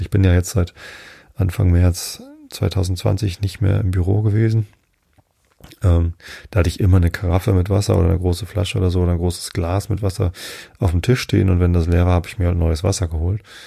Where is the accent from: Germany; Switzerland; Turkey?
Germany; Northern Germany; also born or lived in near Hamburg; Ich als Norddeutscher